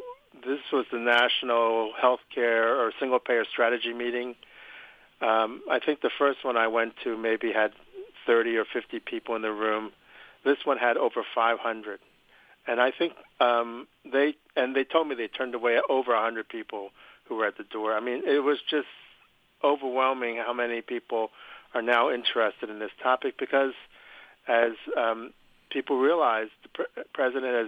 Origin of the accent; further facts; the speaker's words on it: Philadelphia, Pennsylvania, United States; I'm from Philadelphia, Pennsylvania